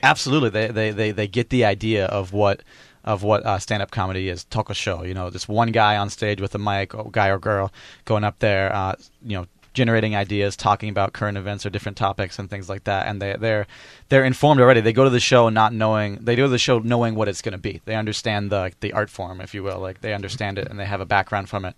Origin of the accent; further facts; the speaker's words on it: United States; also born or lived in Kaohsiung; now in Taipei, Taiwan; I'm also from America